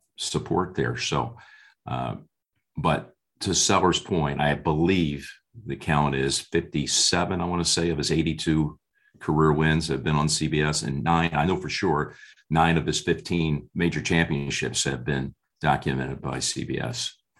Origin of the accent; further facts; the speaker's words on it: New Jersey, United States; a young kid growing up in New Jersey.